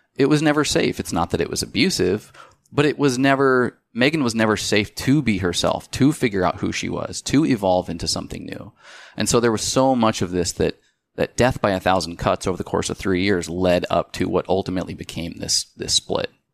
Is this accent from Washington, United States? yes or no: yes; Spokane, Washington, United States; moved away as an adult; also born or lived in Seattle, Washington; We're from Spokane.